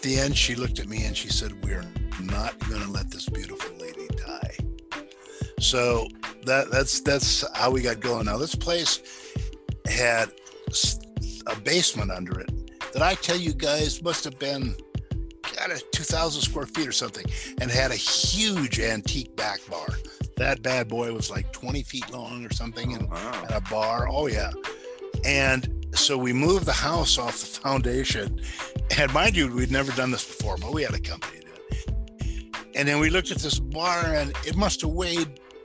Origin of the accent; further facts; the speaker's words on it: South Dakota, United States; moved away; I'm originally from the Midwest, South Dakota.